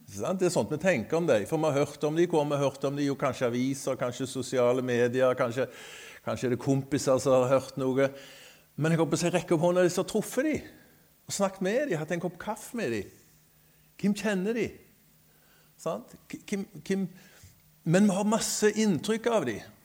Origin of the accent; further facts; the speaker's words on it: Skudeneshavn, Rogaland, Norway; also born or lived in Greenland; now in Sotra, Norway; Jeg er født i Skudenes, men har bodd på Sotra faktisk lenger enn jeg har bodd i Skudenes